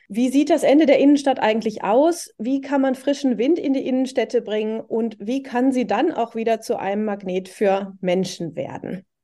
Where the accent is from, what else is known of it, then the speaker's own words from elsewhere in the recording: Oberhausen, North Rhine-Westphalia, Germany; ich komme ja aus Oberhausen, mitten im Ruhrgebiet